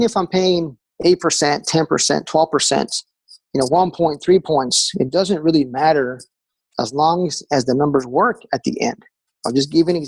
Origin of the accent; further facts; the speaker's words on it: Texas, United States; now in Raleigh, United States; we took a trip back home. I'm from Texas originally